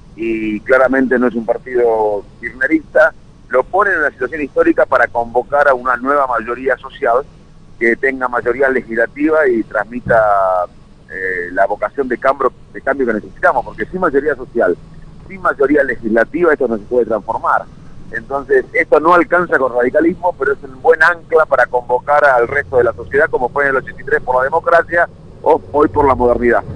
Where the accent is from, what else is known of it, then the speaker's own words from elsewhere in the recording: Argentina; le deseo suerte como argentino